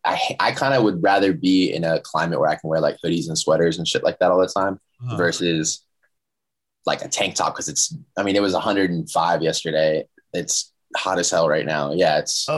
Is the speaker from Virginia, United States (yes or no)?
yes; Northern Virginia, United States; moved away as an adult; also born or lived in Fairfax, Virginia / Maryland; now in Los Angeles, United States; I was born like 20, 30 minutes south, like Northern Virginia. Actually, I was born in Fairfax, Virginia, but I grew up like 20, 30 minutes south. And then I moved, I actually went to University of Maryland for a few years, and then I transferred schools out to California. And I think I've been in LA for 6 years now, five or six.